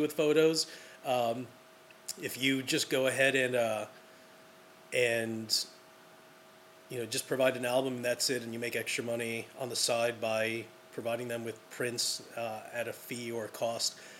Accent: New York City, New York, United States; I'm from Brooklyn

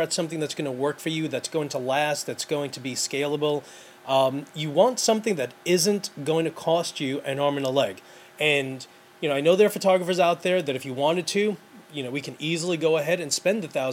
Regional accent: New York City, New York, United States; I grew up in New York City.

